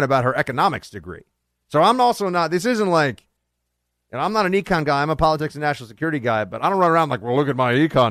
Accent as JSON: {"language": "English", "region": "New York", "country": "United States", "tie": "born or raised there", "said": "In Ocasio-Cortez's district in New York, my hometown"}